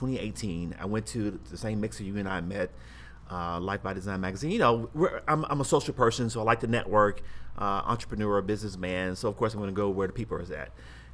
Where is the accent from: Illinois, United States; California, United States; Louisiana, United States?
Louisiana, United States; Lake Charles; moved away as an adult; So I'm born and raised in Louisiana, Lake Charles, Louisiana, which is southwest, kind of maybe 2 hours south of Houston.